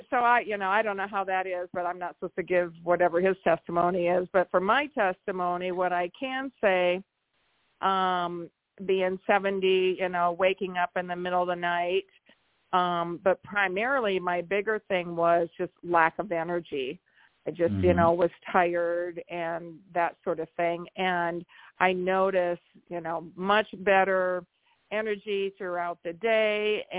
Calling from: Iowa, United States; from Iowa.

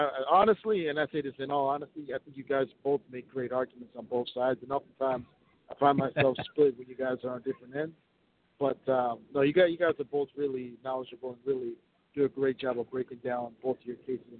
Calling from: Minnesota, United States; Calling from Minnesota.

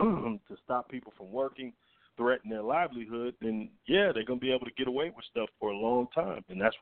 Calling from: Atlanta, Georgia, United States; from Atlanta.

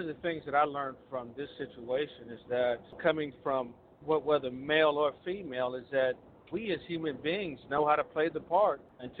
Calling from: Little Rock, Arkansas, United States; I am calling from the Little Rock Metroplex area.

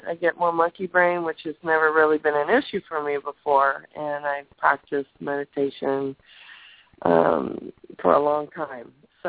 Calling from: California, United States

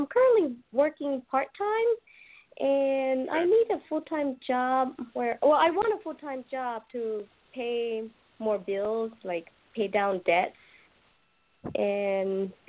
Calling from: Naples, Florida, United States

